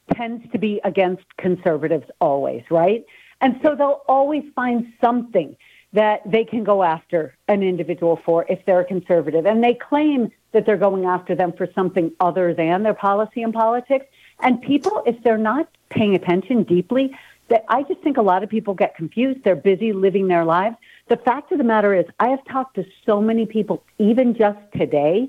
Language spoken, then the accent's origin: English; New York, United States; moved away as an adult; now in Utah, United States; I grew up in New York. I've been in Utah for 35 years, my entire adult life